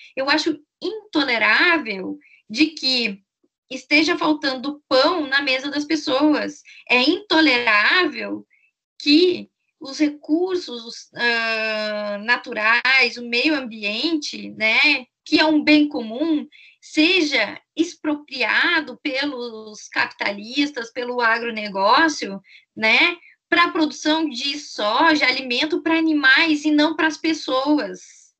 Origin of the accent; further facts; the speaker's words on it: Brazil; a nossa experiência como brasileiros, brasileiras